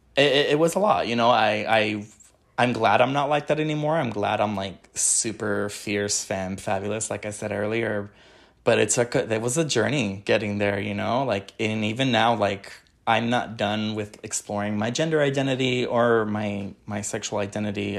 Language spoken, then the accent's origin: English; Wilmington, California, United States; I grew up in Wilmington, California